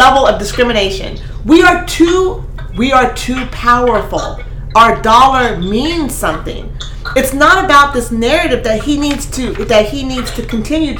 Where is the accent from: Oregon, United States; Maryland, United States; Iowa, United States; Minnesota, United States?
Oregon, United States; Eugene; I grew up in Eugene.